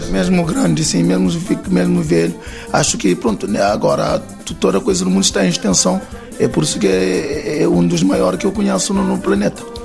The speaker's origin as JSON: {"language": "Portuguese", "region": "Santiago Island", "country": "Cape Verde", "said": "nós somos da Ilha de Santiago"}